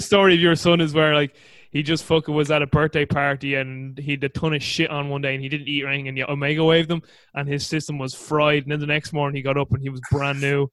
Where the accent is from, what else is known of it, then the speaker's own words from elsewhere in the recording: Ireland; as an Irishman